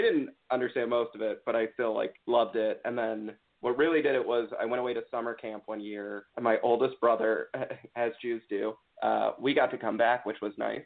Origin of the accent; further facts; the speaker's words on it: Potomac, Maryland, United States; also born or lived in New York; born and raised in Potomac, Maryland